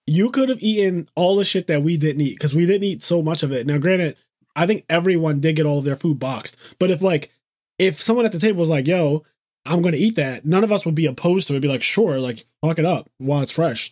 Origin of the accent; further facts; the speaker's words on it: Philadelphia, Pennsylvania, United States; we're both from South Philly, actually, which is actually interesting. I'm from the hood.